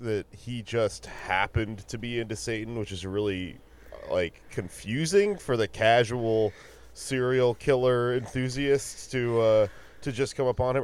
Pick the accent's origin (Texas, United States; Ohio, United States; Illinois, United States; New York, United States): Texas, United States; I'm from Texas and I'm half Mexican